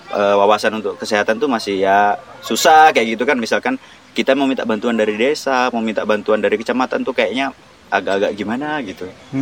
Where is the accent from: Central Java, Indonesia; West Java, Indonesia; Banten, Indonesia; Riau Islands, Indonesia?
Riau Islands, Indonesia; Natuna; moved away as an adult; now in West Kalimantan, Indonesia; aku lahirnya di Natuna yang uh, notabene Melayu